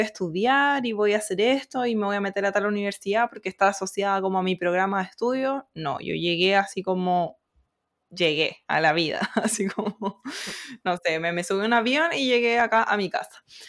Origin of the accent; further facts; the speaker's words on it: Chile; moved away as an adult; now in South Korea; la comunidad chilena